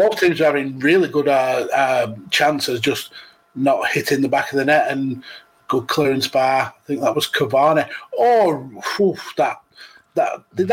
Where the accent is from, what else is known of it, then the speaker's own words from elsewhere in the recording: United Kingdom; being British